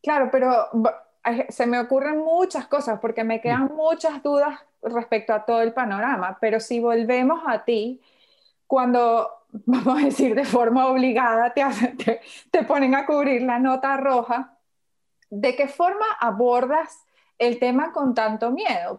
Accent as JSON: {"language": "Spanish", "country": "Venezuela", "said": "yo vengo de Venezuela"}